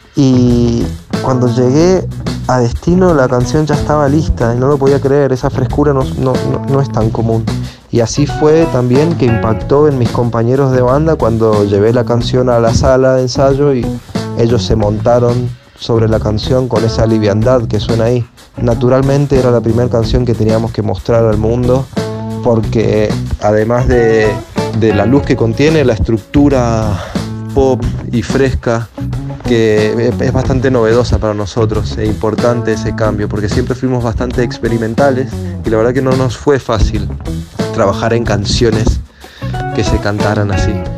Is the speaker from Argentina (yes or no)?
yes; Mendoza, Argentina; moved away as an adult; now in Buenos Aires, Argentina; cinco somos de la provincia de Mendoza